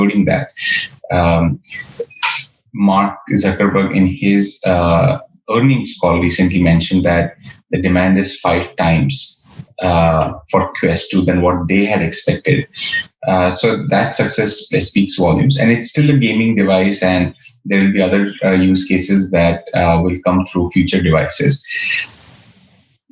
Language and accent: English; Kolhapur, Maharashtra, India; moved away; I grew up in Kolhapur, which is a city in Maharashtra, close to Mumbai, a few hours south of Pune